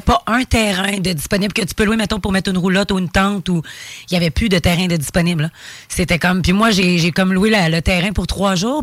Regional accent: Quebec, Canada; moi je suis québécoise d'abord à 100

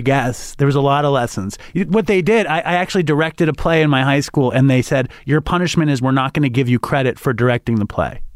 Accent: New York City, New York, United States; I grew up in Manhattan.

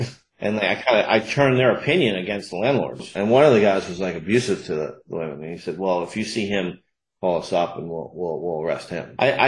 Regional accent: Sandy Hook, Connecticut, United States; a good friend of mine had their kids that I grew up with in Sandy Hook

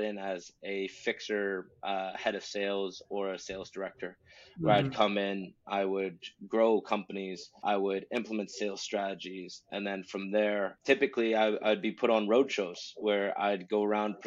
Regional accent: Canada; moved away as an adult; also born or lived in St Andrews, Scotland; now in Caithness, United Kingdom; as a Canadian

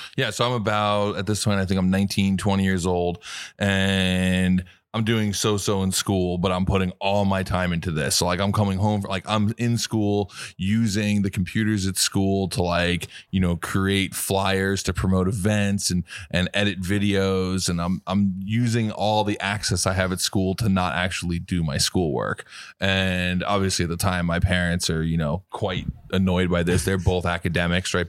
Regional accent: New York City, New York, United States; I grew up in New York City

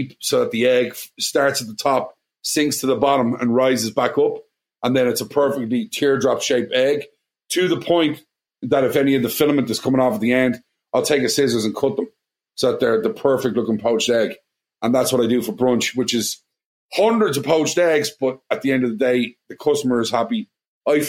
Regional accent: Ireland; accent: Irish; moved away as an adult; now in Washington, D.C., United States; are you Irish? And I'm going, yeah

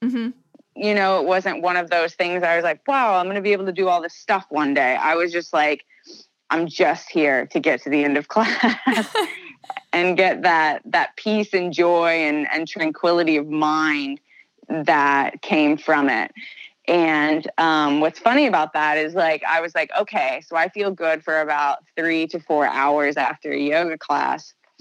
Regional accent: Southern Indiana, United States; moved away as an adult; also born or lived in Chicago; I grew up in Southern Indiana.

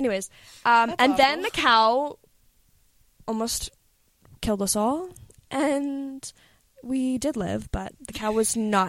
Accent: Canada; I'm from Canada.

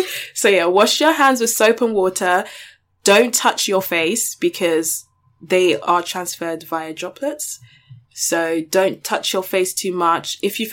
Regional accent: United Kingdom; bitch, I'm British.

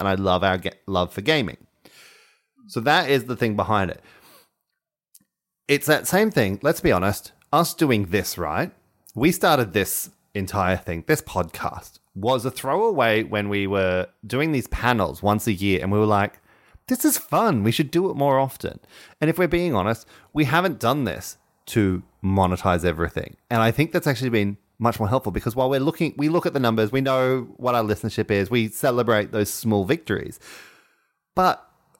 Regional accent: Australia; And we named a swimming pool after him because we are Australian.

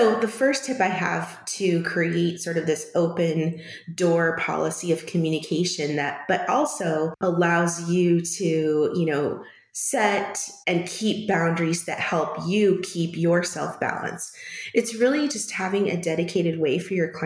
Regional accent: California, United States; moved away as an adult; also born or lived in Washington; now in Phoenix, United States; I was born in California and lived in California for most of my childhood until I was in high school

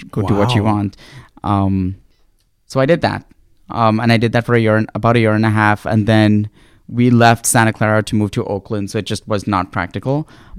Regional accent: Mumbai, Maharashtra, India; moved away as an adult; also born or lived in Cincinnati, Ohio; I grew up in Bombay.

